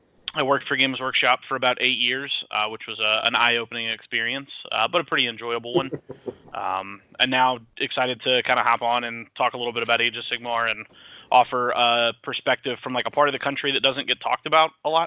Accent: Mississippi, United States; I'm from just across the state line in Mississippi, as I'm sure you can tell by my accent.

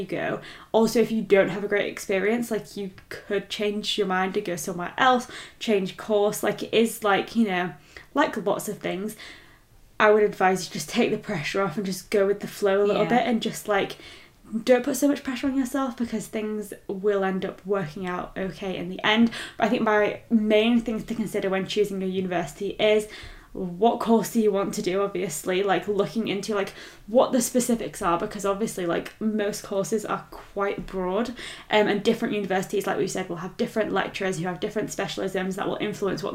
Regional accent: Leeds, Yorkshire and the Humber, United Kingdom; being from Leeds, I can confirm it is a great city

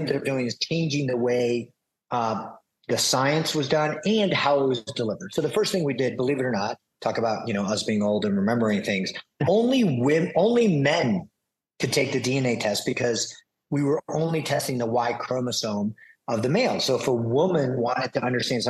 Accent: New York City, New York, United States; I'm a New Yorker, born in Manhattan

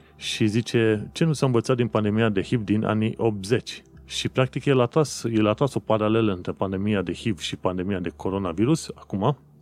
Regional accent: Romania; moved away as an adult; now in London, United Kingdom; sunt român, român

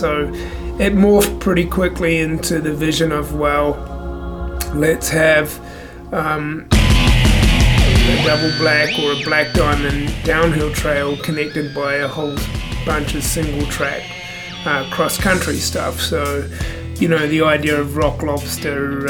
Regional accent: New Zealand; moved away as an adult; now in Yukon, Canada; born and raised in New Zealand, but moved to Canada in 2004 and moved to the Yukon then.

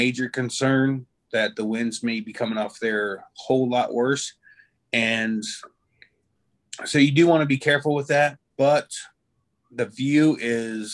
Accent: Florida, United States; I'm from Florida

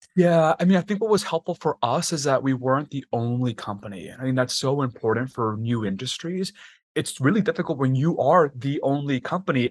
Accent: Texas, United States; moved away as an adult; also born or lived in Washington, D.C.; I grew up in Texas, and I'm Mexican by heritage

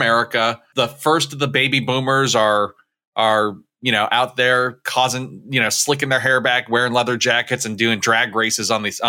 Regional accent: Maine, United States; In my home state of Maine

